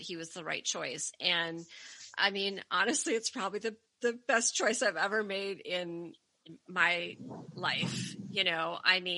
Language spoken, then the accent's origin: English; outside of Detroit, Michigan, United States; now in Connecticut, United States; I grew up outside of Detroit.